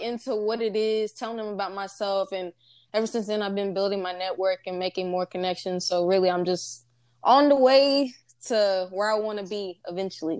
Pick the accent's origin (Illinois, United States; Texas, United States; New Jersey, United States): Texas, United States; Nacogdoches; I'm from the East Texas area, from a small town called Nacogdoches